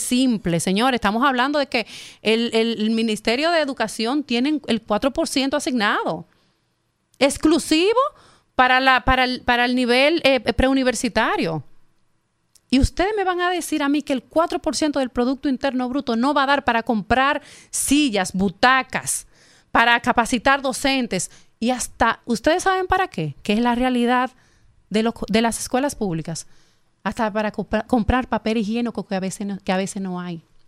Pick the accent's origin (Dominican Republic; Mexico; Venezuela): Dominican Republic; Herrera, Distrito Nacional; Yo soy de Herrera. Yo vengo de Herrera de la calle 4 de Herrera